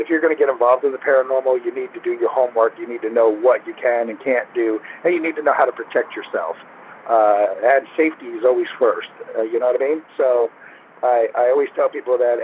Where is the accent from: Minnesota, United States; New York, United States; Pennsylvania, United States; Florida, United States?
Florida, United States; Naples; moved away; I grew up in Naples, and Naples at the time when I was there was mostly the Everglades